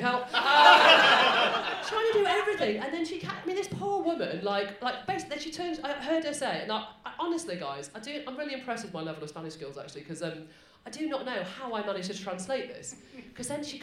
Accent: Manchester, North West England, United Kingdom; I'm from Manchester

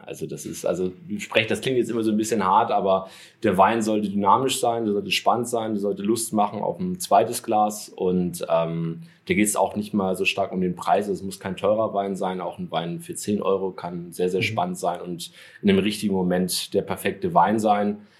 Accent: Hamburg, Germany; moved away as an adult; now in Stuttgart, Germany; bin ja gebürtiger Hamburger, äh, zum Gastspiel bei den Schwaben sozusagen. In meiner Heimatstadt

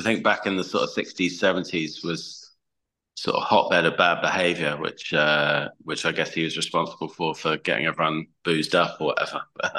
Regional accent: Chichester, South East England, United Kingdom; also born or lived in Welwyn Garden City / London; I was born in Welwyn Garden City, which I don't remember a huge amount about, to be honest. But so I lived there until I was like three, and then we moved to Chichester in West Sussex. And yeah, basically grew up here

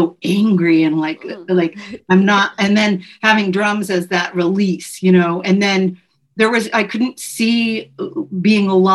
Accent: the Northwest, Pacific Northwest, United States; now in Los Angeles, United States; growing up in the Northwest

